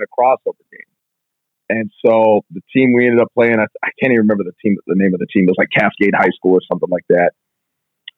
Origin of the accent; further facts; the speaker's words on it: Tacoma, Washington, United States; moved away as an adult; now in Columbus, United States; I'm from Tacoma, like, you know, right near like Parkland area in there